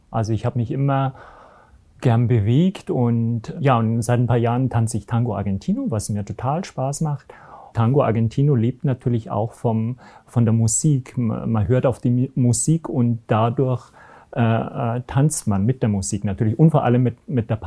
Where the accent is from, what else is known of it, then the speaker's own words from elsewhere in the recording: Garmisch-Partenkirchen, Bavaria, Germany; Ich komme aus Garmisch-Partenkirchen